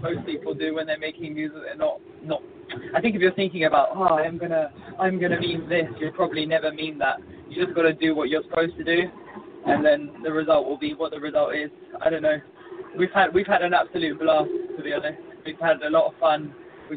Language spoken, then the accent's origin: English; England, United Kingdom; now in Mexico; I'm English, but we're based in Mexico as a band